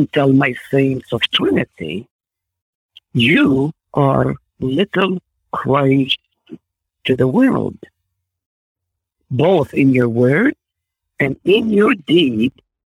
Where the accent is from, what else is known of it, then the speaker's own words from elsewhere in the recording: Israel; first language Arabic; English is a second language; moved away; I grew up in Israel, so I'm thankful for the Hebrew knowledge that I have